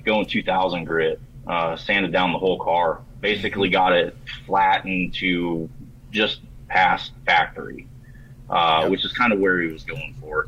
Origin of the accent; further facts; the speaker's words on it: Warsaw, Indiana, United States; I am from Warsaw, Indiana, the literal armpit of America